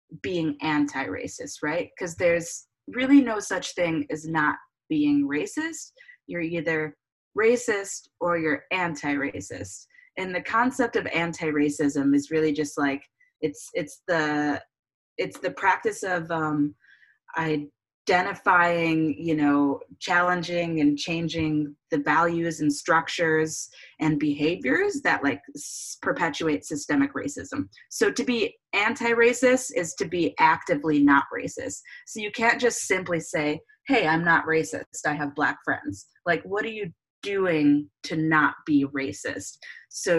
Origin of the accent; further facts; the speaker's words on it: Clarkston, Michigan, United States; moved away as an adult; also born or lived in Detroit, Michigan; now in Austin, United States; I am from Michigan. Originally a suburb of Detroit, Clarkston, which is like 45 minutes north